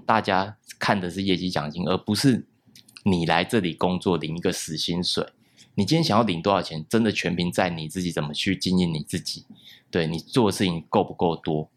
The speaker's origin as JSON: {"language": "Chinese", "country": "Taiwan", "said": "怎么把它融合到我们台湾人最接受的东西"}